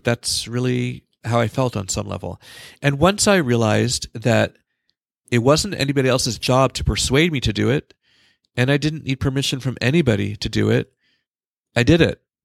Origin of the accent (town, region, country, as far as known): California, United States; moved away as an adult